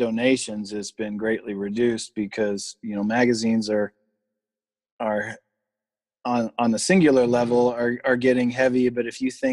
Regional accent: Kansas, United States; where I grew up in Kansas

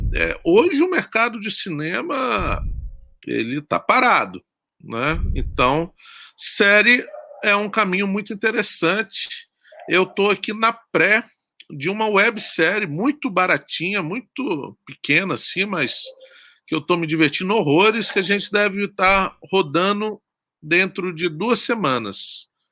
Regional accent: Guarapari, Espírito Santo, Brazil; eu sou do Espírito Santo, eu sou de uma cidade chamada Guarapari

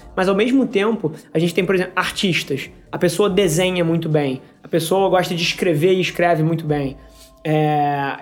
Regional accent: Rio de Janeiro, Brazil; também sou carioca igual a você, nascido e criado aqui.

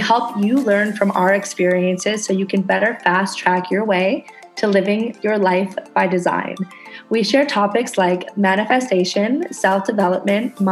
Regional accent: Canada; now in Indonesia

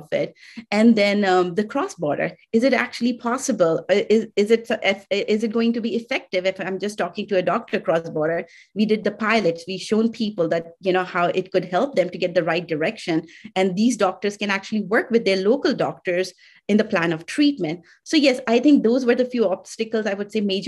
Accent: India; I'm from India.

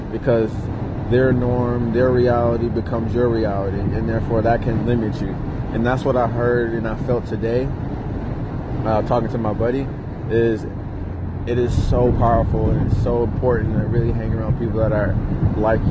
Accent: Detroit, Michigan, United States; moved away; I grew up in Detroit, moved out

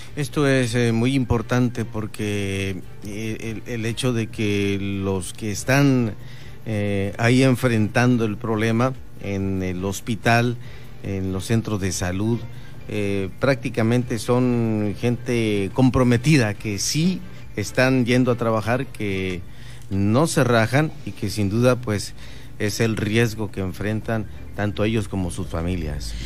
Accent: Bahía Tortugas, Baja California Sur, Mexico; mi pueblo, Vaya Tortugas

